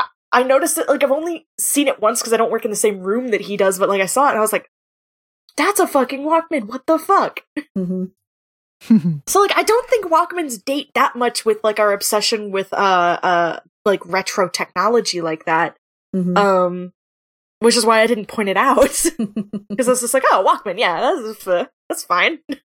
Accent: Florida, United States; so I am from Florida originally, and I used to go to, like, my family had, like, season passes to Busch Gardens and SeaWorld.

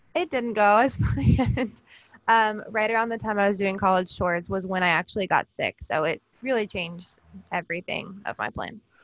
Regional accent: Georgia, United States; now in Pennsylvania, United States; I was actually born and raised in Georgia

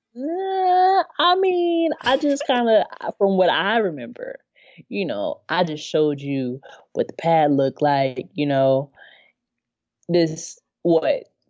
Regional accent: Inland Empire, Southern California, United States; born or raised there

